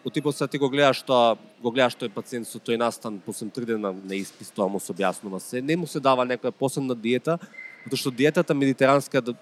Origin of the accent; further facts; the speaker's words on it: North Macedonia; кај нас во Македонија